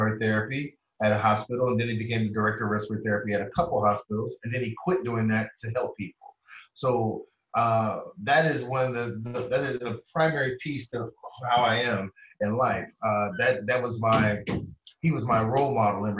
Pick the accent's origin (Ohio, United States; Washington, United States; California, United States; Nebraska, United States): Ohio, United States; Columbus; I come from Columbus, Ohio